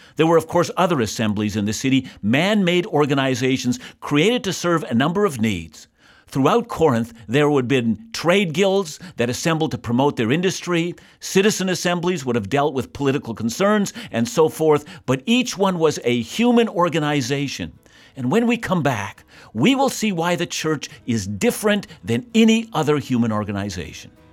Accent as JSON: {"language": "English", "country": "Canada", "said": "I'm a Canadian, and I'm deeply thankful to be a citizen of this country."}